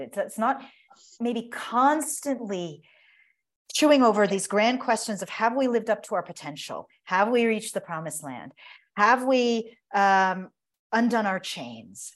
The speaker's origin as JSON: {"language": "English", "country": "United States", "said": "as an American"}